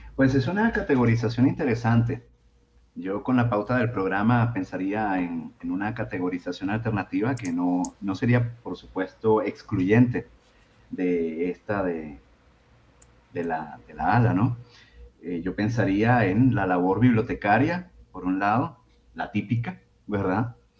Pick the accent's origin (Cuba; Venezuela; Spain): Venezuela; now in Mexico; soy originariamente de Venezuela